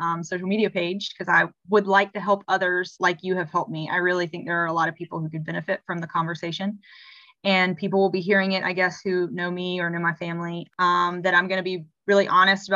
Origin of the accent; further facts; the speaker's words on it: South Carolina, United States; I am from South Carolina